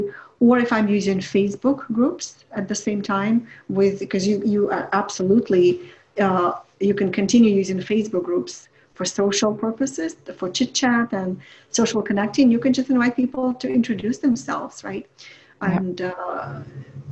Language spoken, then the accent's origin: English; Ukraine; English is a second language; moved away as an adult; now in United States; I come from the Ukraine